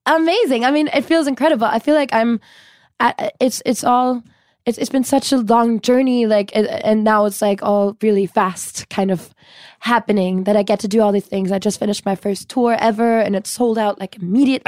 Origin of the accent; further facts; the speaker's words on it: Cologne, North Rhine-Westphalia, Germany; moved away as an adult; now in Los Angeles, United States; I'm born and raised in Germany